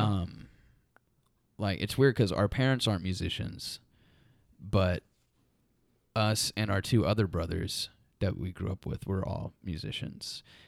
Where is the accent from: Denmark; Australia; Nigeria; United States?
United States; Muskogee, Oklahoma; We grew up in Muskogee